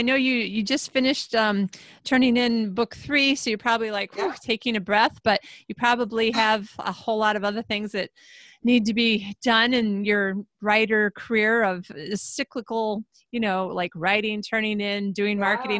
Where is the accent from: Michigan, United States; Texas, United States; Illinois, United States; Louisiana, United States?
Michigan, United States; Traverse City; moved away; That would be like me coming back to my hometown in the Traverse City, Michigan area